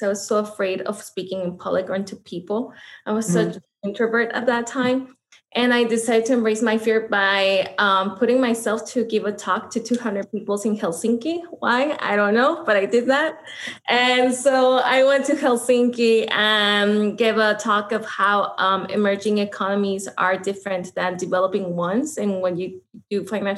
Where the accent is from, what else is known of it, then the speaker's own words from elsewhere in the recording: Mexico; moved away; I am actually from Mexico. I was born and raised in Mexico and I actually grew up in the border.